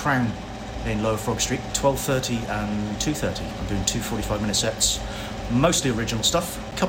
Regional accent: Milford Haven, Wales, United Kingdom; now in London, United Kingdom; I'm originally from Milford Haven.

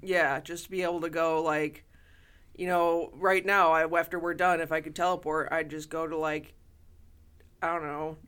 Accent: Toledo, Ohio, United States; growing up in Toledo

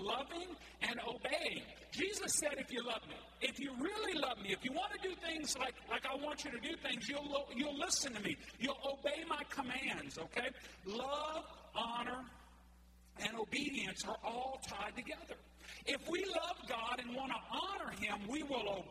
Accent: Cajun, Louisiana, United States; I'm Cajun like you are

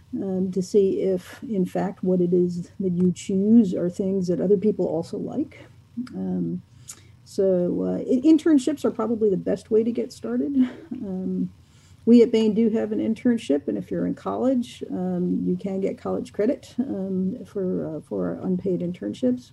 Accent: New York, United States; I'm from New York

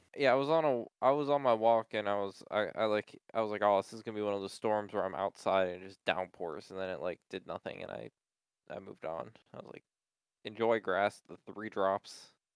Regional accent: United States; I'm American

